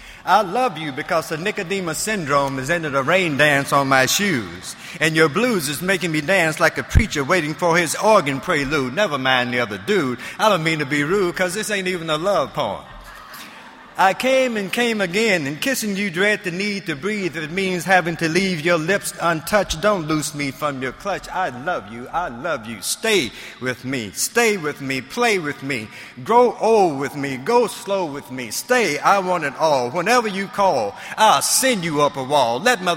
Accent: Mississippi, United States; born there; Hope everybody is having a great time. I'm one of those very fortunate guys. I was born in the Delta, Mississippi.

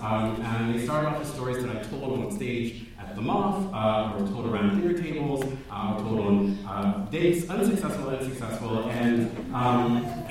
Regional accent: Baltimore, Maryland, United States; as a black person, as a queer person, as a Christian person, as an American, as a Baltimorean.

